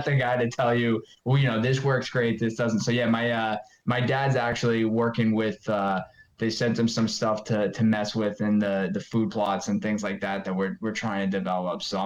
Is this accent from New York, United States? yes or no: yes; Long Island, New York, United States; where I grew up on Long Island, we had the East Coast Mecca, they called it.